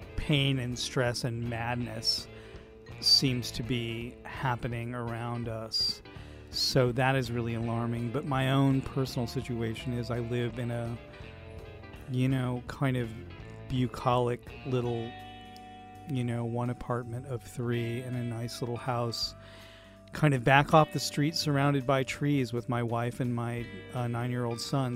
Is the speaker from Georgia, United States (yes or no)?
no; Indiana, United States; I grew up in Indiana